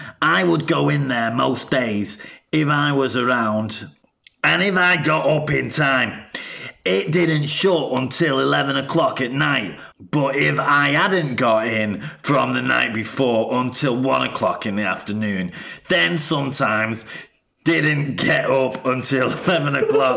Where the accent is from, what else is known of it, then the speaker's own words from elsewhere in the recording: Salford, North West England, United Kingdom; I'm from Salford. I grew up eating tongue and tripe, so veal wouldn't have bothered me.